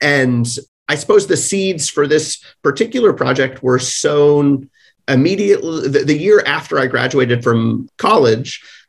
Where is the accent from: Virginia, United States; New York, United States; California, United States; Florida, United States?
Virginia, United States; I grew up in Virginia. I spent a lot of time in the Blue Ridge Mountains.